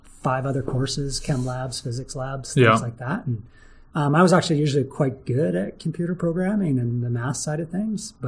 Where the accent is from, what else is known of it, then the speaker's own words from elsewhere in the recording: Alberta, Canada; also born or lived in Red Deer / Calgary; They raised me in Alberta. And so I was born in Red Deer. We moved a bit around the province